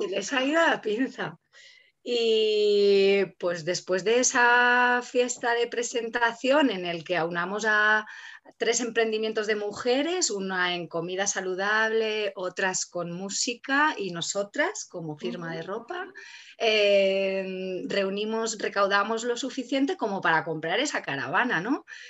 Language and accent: Spanish; Catalonia, Spain; moved away; Yo que vengo de Cataluña, ahí ya compostábamos hace 15 años